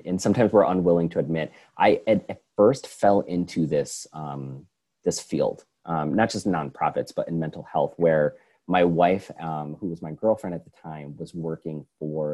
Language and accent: English; Schenectady, New York, United States; moved away as an adult; also born or lived in Oregon / Pittsburgh; I was born and raised in Schenectady